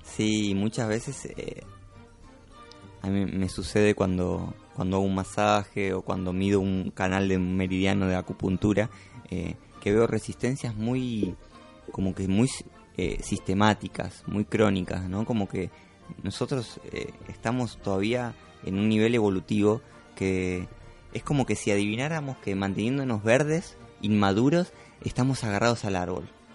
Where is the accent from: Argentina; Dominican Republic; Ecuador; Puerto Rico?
Argentina; Buenos Aires; moved away as an adult; me crié en Buenos Aires